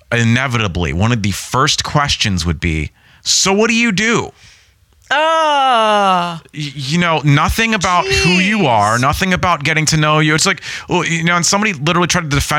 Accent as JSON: {"language": "English", "town": "Pittsburgh", "region": "Pennsylvania", "country": "United States", "tie": "born or raised there", "moved": "yes", "said": "I grew up in Pittsburgh"}